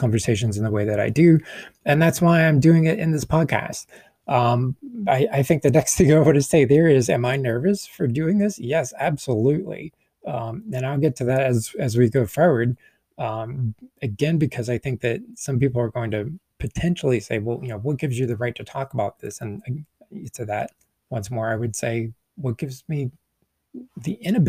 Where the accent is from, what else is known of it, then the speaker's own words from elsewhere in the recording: the American South, United States; I'm a Southerner